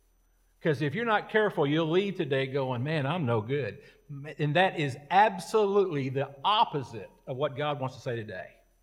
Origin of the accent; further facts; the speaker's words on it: United States; born there; I was born in America. I was born with opportunity. Now, I was born into an enlisted Air Force family.